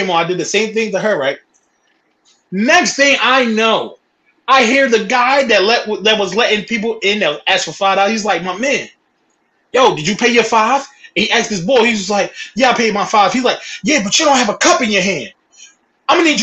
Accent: Philadelphia, Pennsylvania, United States; I'm from Philadelphia. I'm from Philly

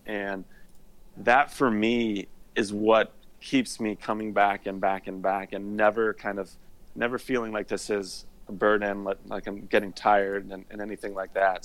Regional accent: Indianapolis, Indiana, United States; moved away as an adult; also born or lived in Notre Dame, Indiana; now in Atlanta, United States; I grew up in Indianapolis, Indiana

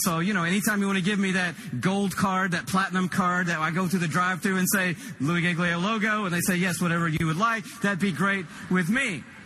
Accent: Atlanta, Georgia, United States; I'm from Atlanta, Georgia. Shelley, my wife, and I live there

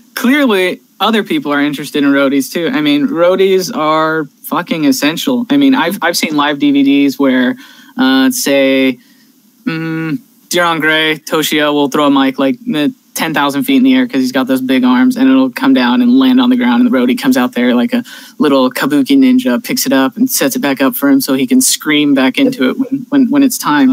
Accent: California, United States; my home state of California

